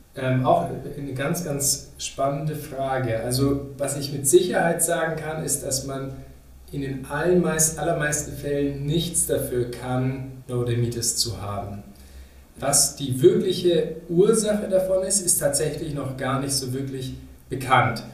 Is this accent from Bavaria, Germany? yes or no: yes; Munich, Bavaria, Germany; moved away as an adult; also born or lived in Regensburg; now in Berlin, Germany; Ich komme ursprünglich aus München. Da bin ich äh, geboren worden und wurde da groß